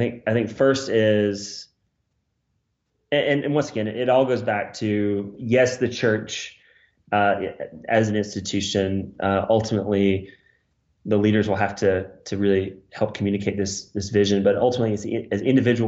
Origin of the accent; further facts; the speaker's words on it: United States; I'm the American